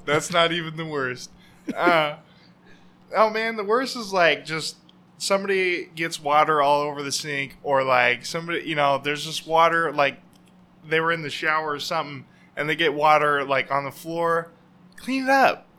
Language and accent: English; Oregon, United States; I grew up here in Oregon. Um, about the only place I've ever been